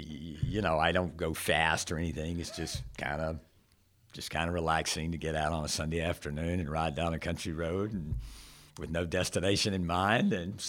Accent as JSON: {"language": "English", "town": "Charlotte", "region": "North Carolina", "country": "United States", "tie": "born or raised there", "also_born_or_lived": "Gastonia / Rock Hill / Lancaster / Burlington", "said": "We grew up in and around Charlotte. We lived in Gastonia. We lived in Rock Hill. We lived in Lancaster, Burlington. So the Carolinas"}